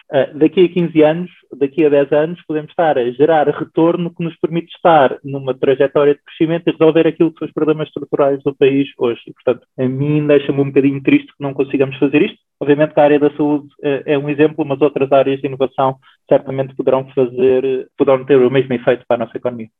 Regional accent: Lisbon, Portugal; nascido e criado em Lisboa

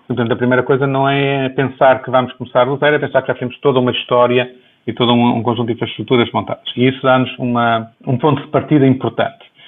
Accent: Viana do Castelo, Portugal; moved away; also born or lived in Lisbon, Portugal / Boston, United States; formalmente nasci em Viana do Castelo, em dezembro de 66

